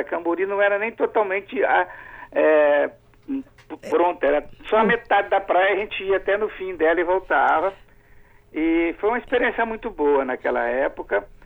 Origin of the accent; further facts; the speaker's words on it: Alegre, Brazil; eu sou de Alegre